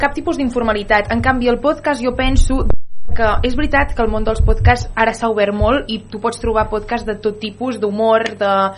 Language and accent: Catalan; Vic, Osona, Catalonia, Spain; Jo vinc de Vic